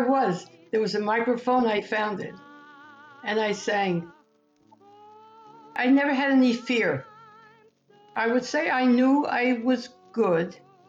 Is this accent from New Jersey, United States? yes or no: yes; Newark, New Jersey, United States; Well, I was born in Newark, New Jersey.